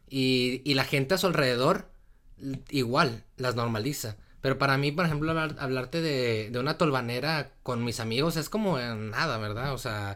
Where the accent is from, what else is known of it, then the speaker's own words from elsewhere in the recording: Torreón, Coahuila, Mexico; yo soy de, de Torreón, del norte, de Torreón, Coahuila, México